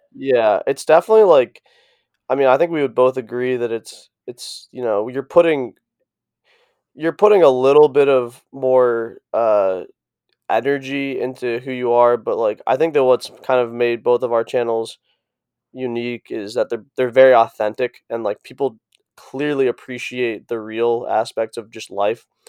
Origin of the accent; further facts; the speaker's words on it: East Coast, United States; moved away; also born or lived in Boulder; I'm from the East Coast